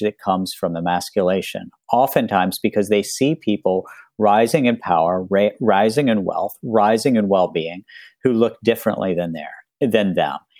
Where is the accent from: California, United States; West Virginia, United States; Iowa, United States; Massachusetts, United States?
West Virginia, United States; moved away; when I was growing up in West Virginia